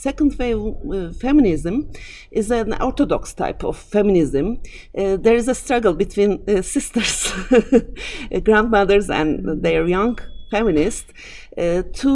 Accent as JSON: {"language": "English", "country": "Turkey", "said": "I'm a feminist from Turkey"}